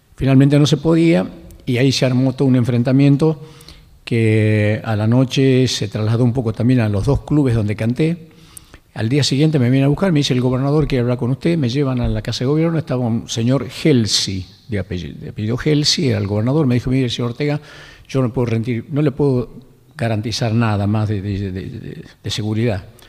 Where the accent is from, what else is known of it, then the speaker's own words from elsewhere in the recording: Lules, Tucumán, Argentina; moved away; el ingenio Mercedes, que es el pueblo donde yo nací, el Lules